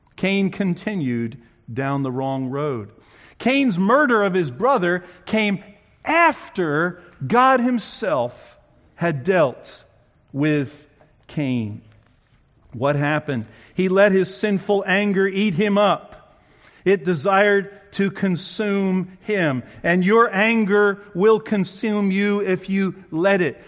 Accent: New Jersey, United States; moved away; I grew up in New Jersey, where people talk fast

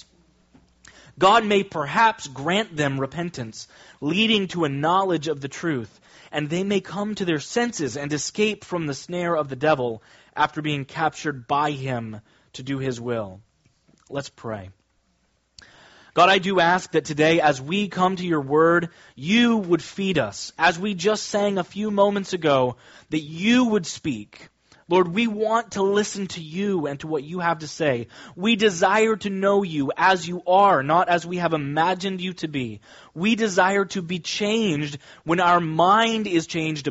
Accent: Kansas, United States; now in Long Island, United States; When I was growing up, I grew up in Kansas, very different than Long Island.

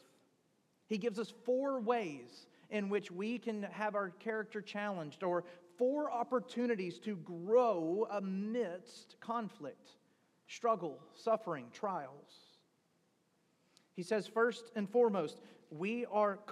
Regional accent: Deep South, Mississippi, United States; Growing up in the Deep South

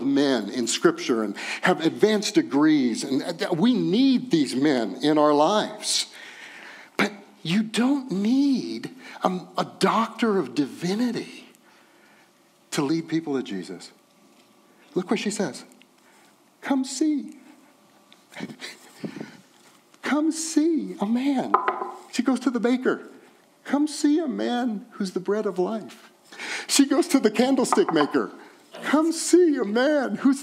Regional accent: Texas, United States; I'm from Texas.

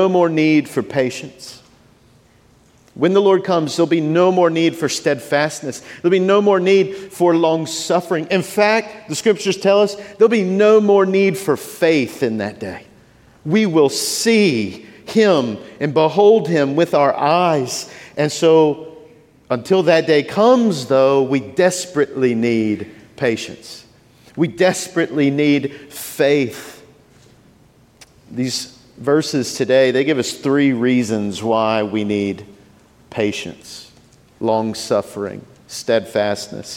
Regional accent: Shreveport, Louisiana, United States; moved away as an adult; now in New Orleans, United States; I grew up in Shreveport

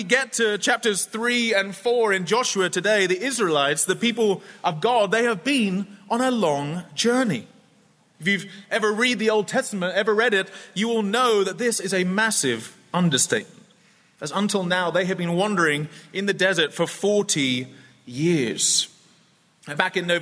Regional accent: United Kingdom; also born or lived in Scotland; when I was growing up as a child. We lived in England, close to London, but I'm from Scotland

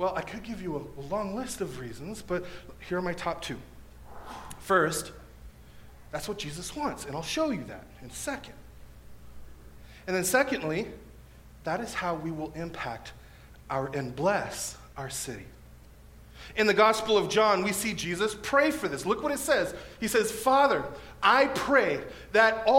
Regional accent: National City, California, United States; moved away as an adult; now in Escondido, United States; I'm from National City, South Bay

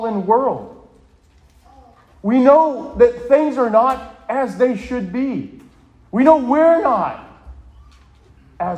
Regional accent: Bridgewater, Massachusetts, United States; I grew up in Bridgewater. I was your typical New England Roman Catholic.

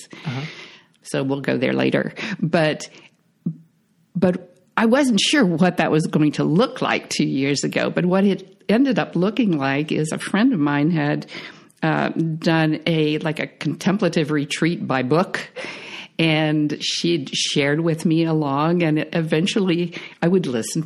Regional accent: Ohio, United States; I grew up on a farm in Ohio.

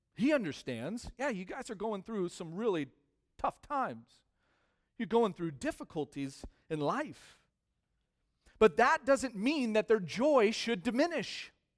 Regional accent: United States; as American Christians

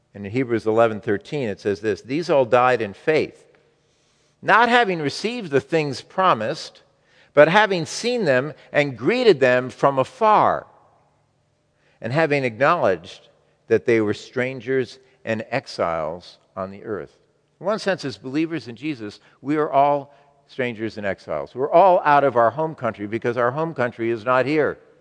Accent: United States; as American Christians

